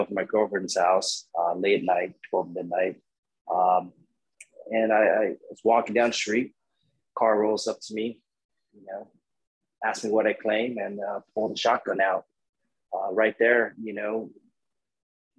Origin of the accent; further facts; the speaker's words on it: National City, California, United States; I grew up in San Diego. It's not a good area, a little town or a little city called National City